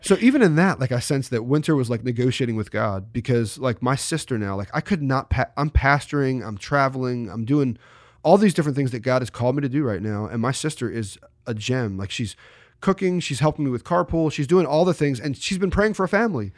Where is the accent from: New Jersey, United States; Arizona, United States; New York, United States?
New Jersey, United States; I grew up in South Jersey